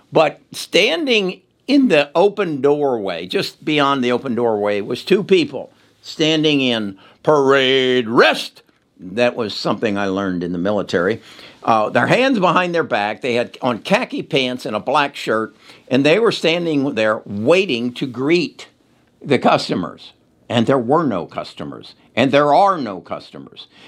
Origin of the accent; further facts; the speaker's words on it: Cincinnati, Ohio, United States; moved away; I was born in Cincinnati, Ohio. Uh, a lot of my family still lives in Cincinnati, Ohio.